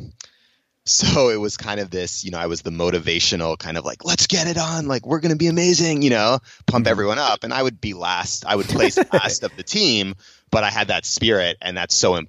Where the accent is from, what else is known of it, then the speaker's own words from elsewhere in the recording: Cambridge, Massachusetts, United States; I grew up in Cambridge, Massachusetts, in Boston.